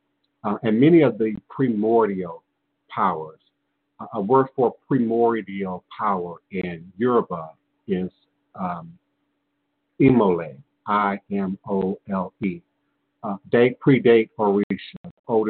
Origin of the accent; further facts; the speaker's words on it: the American South, United States; being born and raised in the American South